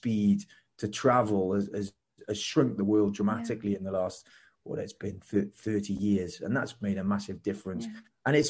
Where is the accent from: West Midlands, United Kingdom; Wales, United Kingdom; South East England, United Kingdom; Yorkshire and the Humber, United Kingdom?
Wales, United Kingdom; South; first language English; moved away as an adult; also born or lived in Plymouth; now in Switzerland; I was born in Wales. My father's Irish, my mother's Italian. And I always had a sense of mobility, I think, from early age. Although where we grew up in South Wales, in a little working class town